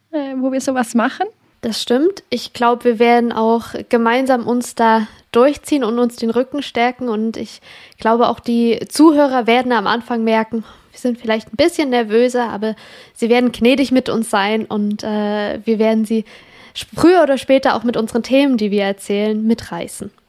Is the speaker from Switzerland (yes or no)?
yes; Switzerland; ich komme aus der Schweiz